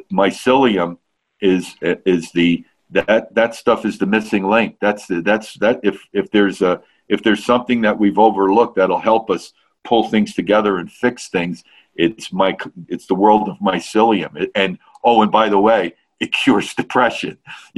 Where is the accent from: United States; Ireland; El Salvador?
Ireland; I'm Irish, like it's in our DNA.